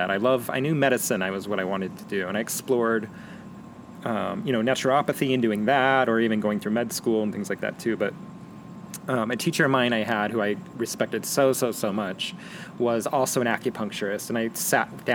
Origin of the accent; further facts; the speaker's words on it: Las Vegas, Nevada, United States; moved away as an adult; also born or lived in Portland / Boulder; now in Tucson, United States; I grew up in Vegas